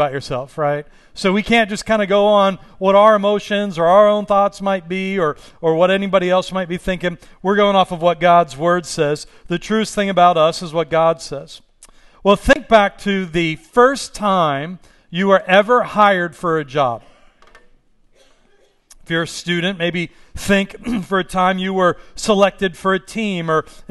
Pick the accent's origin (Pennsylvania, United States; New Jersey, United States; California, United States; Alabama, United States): Pennsylvania, United States; Pittsburgh; now in Los Angeles, United States; I'm from Pittsburgh